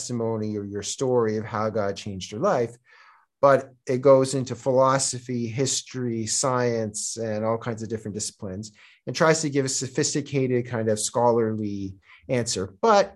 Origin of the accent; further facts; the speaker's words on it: Toronto, Ontario, Canada; accent: Canadian; first language Czech; moved away as an adult; also born or lived in Korea; now in Georgia; I was born and raised in Canada